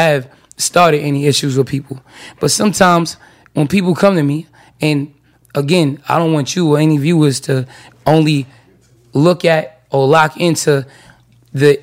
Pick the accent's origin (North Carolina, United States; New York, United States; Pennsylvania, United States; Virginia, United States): New York, United States; I'm from New York